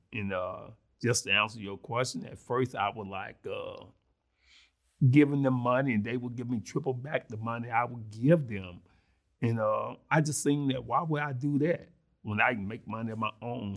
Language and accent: English; Mississippi, United States; accent: country grammar; now in Springfield, Illinois, United States; I was born and raised in Mississippi